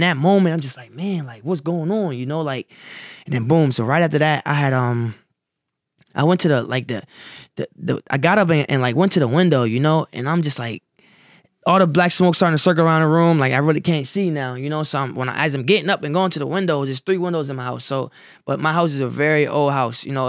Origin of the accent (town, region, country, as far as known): Wilmington, Delaware, United States; born or raised there; also born or lived in Salisbury, North Carolina